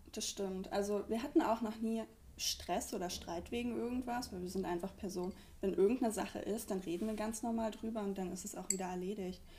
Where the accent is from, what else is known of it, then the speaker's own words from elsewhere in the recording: Brandenburg, Germany; moved away as an adult; now in Mannheim, Germany; Wir kommen beide aus Brandenburg